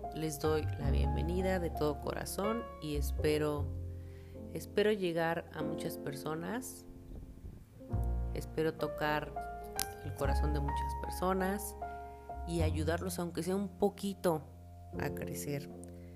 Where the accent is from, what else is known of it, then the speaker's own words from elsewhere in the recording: Mexico; also born or lived in El Salvador; Yo nací aquí en México, pero me fui a vivir un tiempo a El Salvador